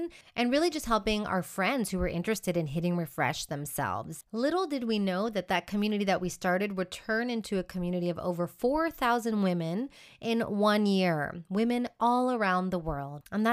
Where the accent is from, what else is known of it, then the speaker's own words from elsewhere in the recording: Houston, Texas, United States; moved away as an adult; also born or lived in Austin, Texas; now in Madrid, Spain; I'm originally from Houston, Texas